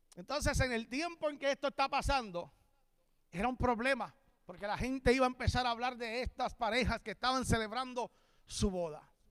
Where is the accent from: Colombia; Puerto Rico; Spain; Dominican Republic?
Puerto Rico; moved away as an adult; now in Florida, United States; soy de Puerto Rico, pero vivo en Florida